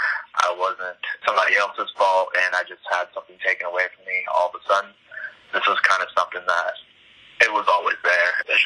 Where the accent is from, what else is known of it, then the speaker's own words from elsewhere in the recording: California, United States; also born or lived in Warner Robins, Georgia; now in Atlanta, United States; I was actually born in Warner Robins, Georgia, at Robins Air Force Base, and we were there for a few months before we got stationed out in California, where we kind of jumped around in different cities around the desert out there.